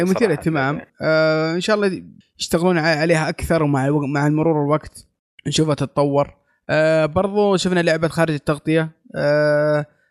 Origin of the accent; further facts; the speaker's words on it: Saudi Arabia; عندنا في السعوديه